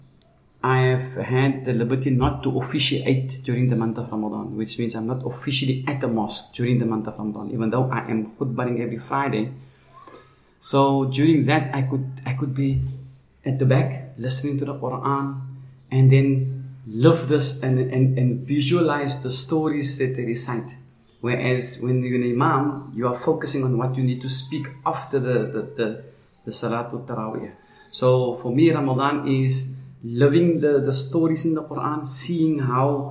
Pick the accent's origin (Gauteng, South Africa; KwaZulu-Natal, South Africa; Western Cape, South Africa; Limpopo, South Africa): Western Cape, South Africa; Cape Town; I grew up in a place called Sherwood Park, which is like next to Manenberg.